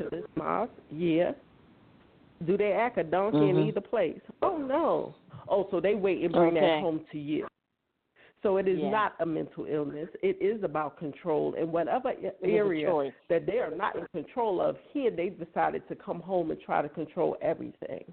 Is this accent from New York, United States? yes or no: yes; New York City, New York, United States; moved away as an adult; now in South Carolina, United States; I'm from Brooklyn.